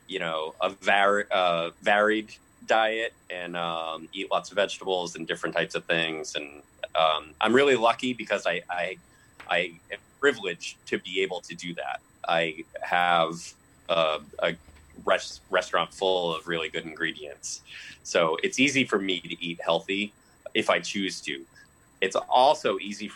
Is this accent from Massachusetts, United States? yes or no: yes; Lowell, Massachusetts, United States; also born or lived in Chelmsford, Massachusetts; I'm a mutt from Lowell.